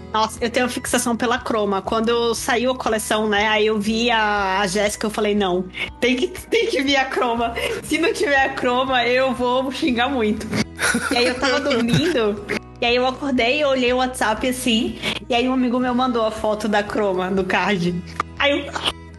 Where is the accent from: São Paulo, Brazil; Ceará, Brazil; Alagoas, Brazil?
Alagoas, Brazil; Maceió; eu sou de Maceió, Lagoas